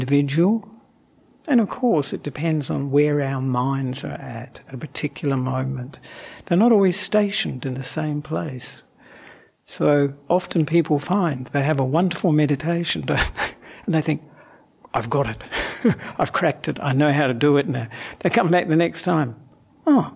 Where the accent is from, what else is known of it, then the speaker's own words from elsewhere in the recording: Perth, Western Australia, Australia; moved away as an adult; also born or lived in Sri Lanka; now in Melbourne, Australia; I am originally from Perth, so not from Melbourne.